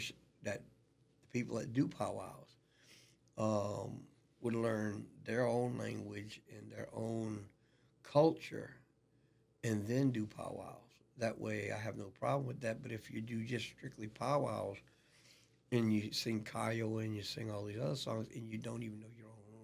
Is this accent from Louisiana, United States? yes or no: yes; Louisiana, United States; I'm from Louisiana.